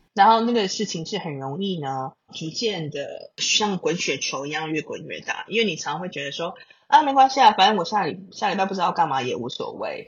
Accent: Taiwan; 我身为台湾人

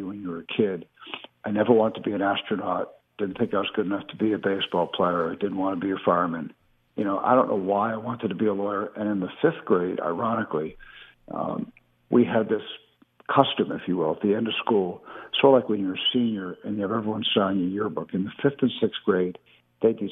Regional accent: New York, United States; growing up in New York

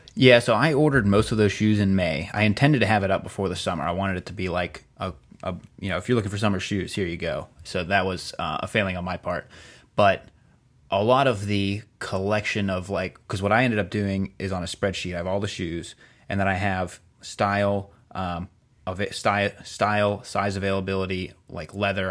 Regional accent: outside of Cleveland, Ohio, United States; I grew up right outside of Cleveland

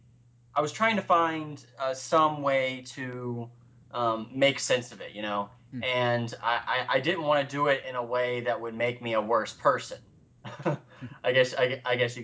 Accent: the South, United States; accent: Southern; now in Charleston, United States; I grew up in the South

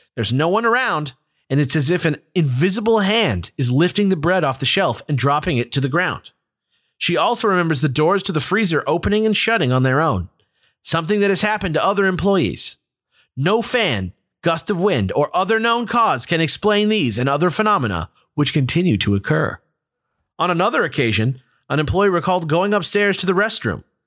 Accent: near LA, California, United States; the ferry leaves from my hometown.

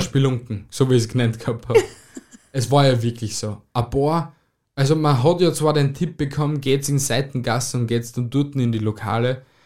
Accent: Austria; bei uns in Österreich

